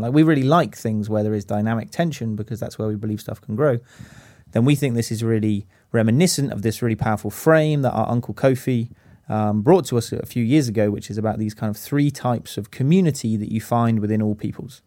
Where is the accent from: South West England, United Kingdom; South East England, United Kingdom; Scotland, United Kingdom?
South West England, United Kingdom; Stroud; I'm 29 these days, almost at the end of my youth career. Use he, him, and his. Uh, born and raised in Stroud.